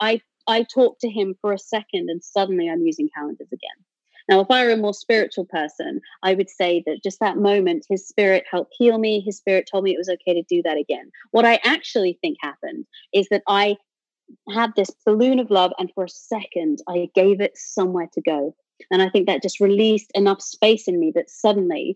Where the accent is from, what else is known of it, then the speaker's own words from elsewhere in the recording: United Kingdom; I'm a British atheist